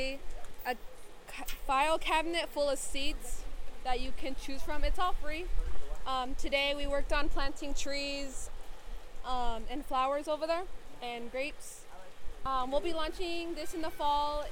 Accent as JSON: {"language": "English", "town": "San Ildefonso Pueblo", "region": "New Mexico", "country": "United States", "said": "I'm from San Ildefonso Pueblo and Zia Pueblo."}